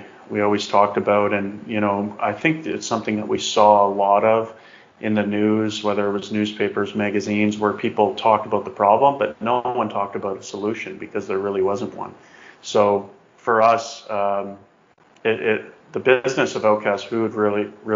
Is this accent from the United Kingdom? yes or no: no; Calgary, Alberta, Canada; Grew up, born and raised in Calgary